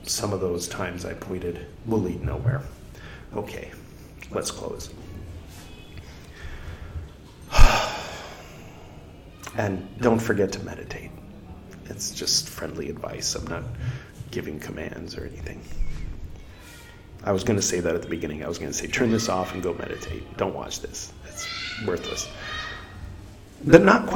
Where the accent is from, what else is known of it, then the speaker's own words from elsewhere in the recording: United States; I'm from America